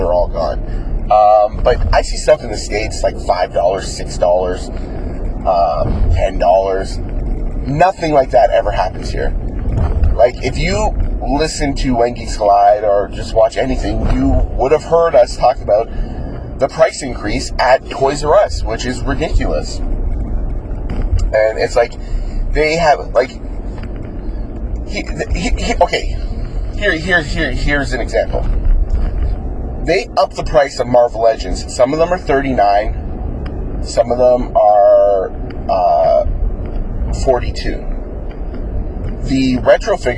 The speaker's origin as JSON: {"language": "English", "country": "Canada", "said": "as a Canadian collector"}